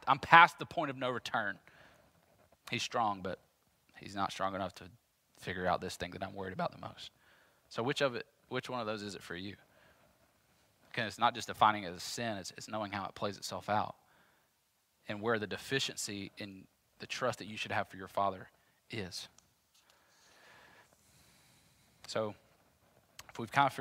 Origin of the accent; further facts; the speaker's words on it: Jackson, United States; I'm from Jackson